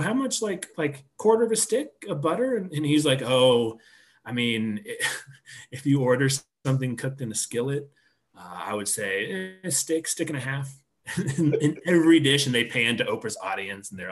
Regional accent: Topeka, Kansas, United States; now in Colorado, United States; growing up in Topeka and being in Colorado now

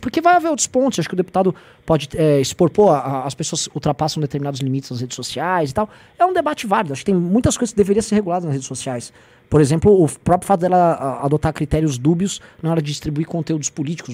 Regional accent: São Paulo, Brazil; Eu sou de São Paulo

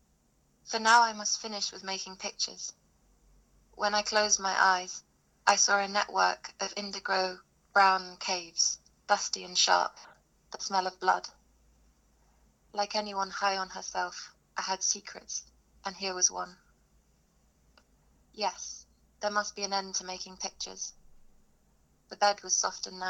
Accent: London, United Kingdom; I live in Bow in East London. I grew up in Dalston

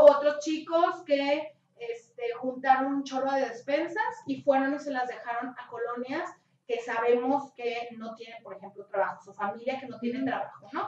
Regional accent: Mexico; como mexicanos

